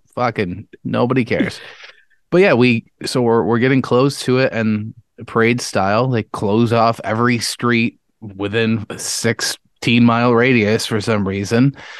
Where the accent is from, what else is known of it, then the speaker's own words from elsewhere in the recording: Webster, New York, United States; the house I grew up in Webster